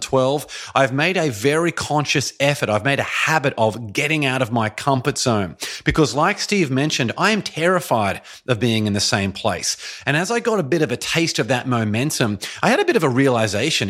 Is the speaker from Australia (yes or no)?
yes; Brisbane, Queensland, Australia; moved away as an adult; also born or lived in Boston, Massachusetts / Shanghai, China; now in Los Angeles, United States; I made the decision at the age of twenty-eight to move from my hometown, beautiful Brisbane, Australia, all the way over to Boston, Massachusetts.